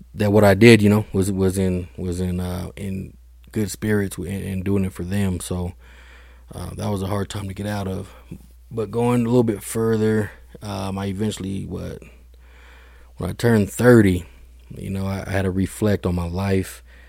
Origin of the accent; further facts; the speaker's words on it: Denver, Colorado, United States; I grew up, you know, born and raised in Denver, Colorado